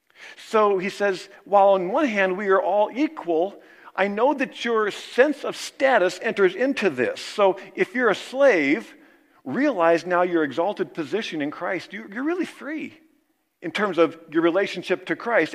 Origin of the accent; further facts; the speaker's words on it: Kansas, United States; moved away; in my hometown in Kansas. You know, we kind of all grew up together